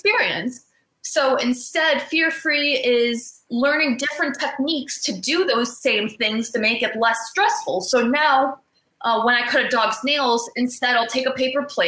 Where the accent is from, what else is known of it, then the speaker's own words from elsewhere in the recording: Cleveland, Ohio, United States; I'm from the Cleveland area in Cleveland, Ohio